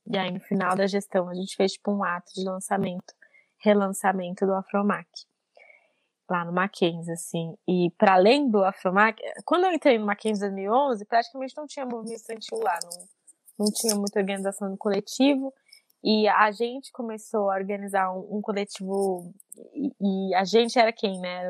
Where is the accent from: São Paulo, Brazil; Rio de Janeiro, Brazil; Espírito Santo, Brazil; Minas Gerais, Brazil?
São Paulo, Brazil; also born or lived in Guaianazes, São Paulo; Eu cresci no Itaim Paulista